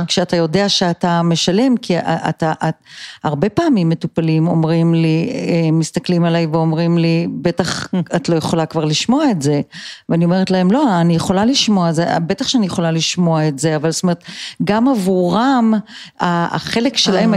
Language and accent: Hebrew; Israel; born or raised there; also born or lived in United States / Colorado